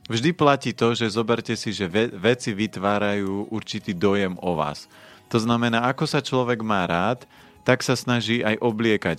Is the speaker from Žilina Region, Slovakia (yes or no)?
yes; Orava, Žilina Region, Slovakia; ja som človek z Oravy